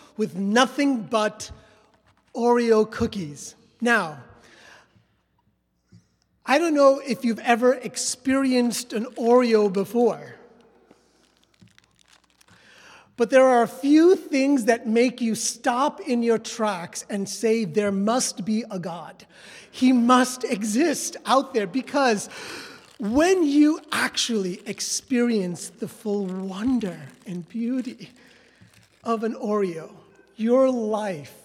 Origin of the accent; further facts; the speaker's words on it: New York City, New York, United States; moved away as an adult; also born or lived in Westchester / southern India; So my parents made the trek slowly up to the Bronx and then Westchester, but New York City was all that I had known. I've been to elementary school, high school, and then college